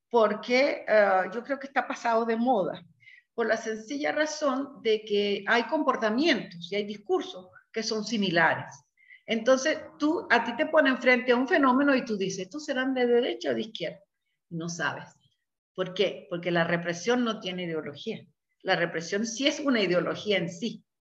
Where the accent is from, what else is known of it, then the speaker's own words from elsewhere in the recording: Venezuela; Al menos en mi país, en Venezuela, estaba la izquierda guerrillera, la izquierda romántica de los académicos, la izquierda autoritaria